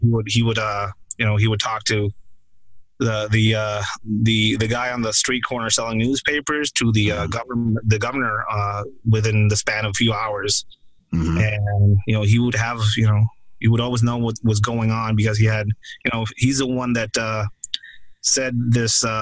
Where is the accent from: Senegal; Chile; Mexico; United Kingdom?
Mexico; Tijuana, Baja California; my hometown of Tijuana